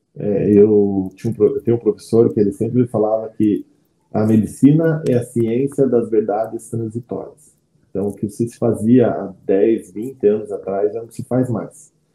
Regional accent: Campo Largo, Paraná, Brazil; Nasci em Campo Largo, cidade metropolitana de Curitiba. Me criei lá

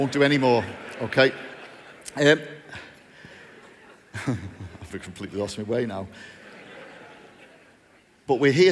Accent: Bootle, North West England, United Kingdom; I'm from a place called Bootle in North Liverpool. Yes. Where there is a very strong Pentecostal presence, you'll be glad to hear. I was born in Bootle, raised there, went to school there occasionally

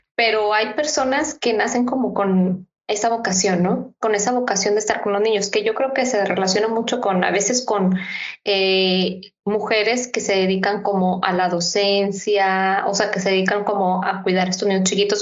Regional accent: Mexico; así como los mexicanos tenemos como nuestras maneras de, actuar

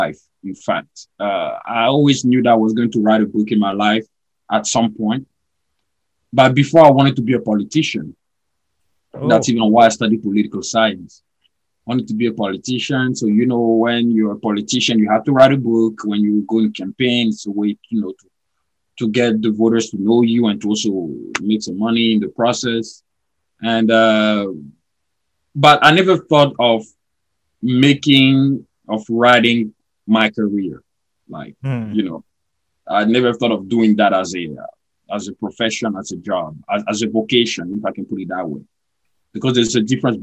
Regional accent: Côte d’Ivoire; moved away as an adult; now in Chicago, United States; I was born and raised in Ivory Coast, which is a French-speaking country in West Africa.

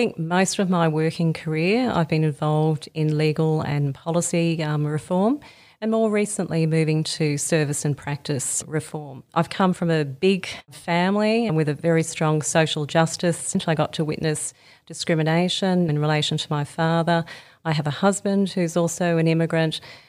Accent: Sydney, New South Wales, Australia; also born or lived in Melbourne / Brisbane; So I grew up in Sydney, Melbourne and Brisbane and recently had 10 lovely years in the country in a small country town called Yass, just outside of Canberra

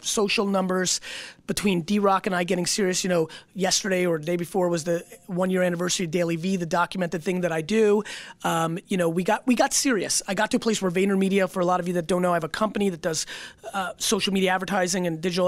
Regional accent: Edison, New Jersey, United States; I grew up in Jersey and Edison

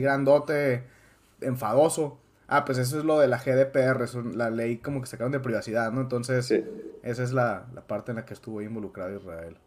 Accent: Mexico; nosotros como mexicanos

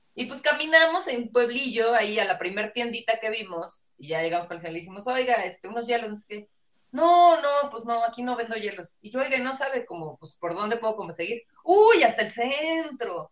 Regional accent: Mexico City, Mexico; accent: chilango

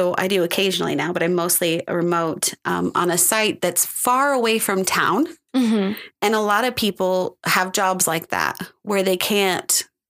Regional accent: United States; I'm American.

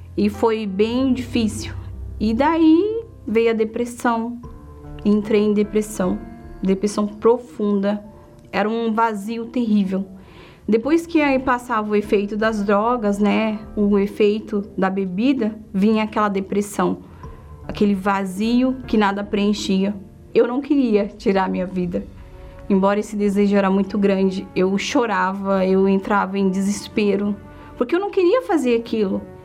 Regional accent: São Paulo, Brazil; also born or lived in Boa Nova, Bahia; eu vim para São Paulo com 8 anos de idade e eu cresci num lar totalmente destruído

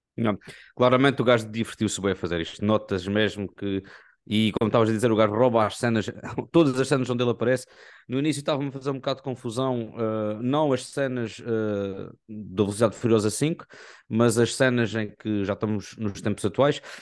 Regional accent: Portugal; nós somos portugueses

